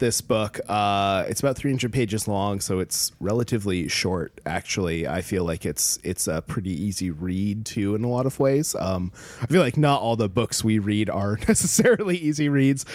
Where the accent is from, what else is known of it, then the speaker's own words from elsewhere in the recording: Alaska, United States; growing up in Alaska, I also lived through a bunch of natural disasters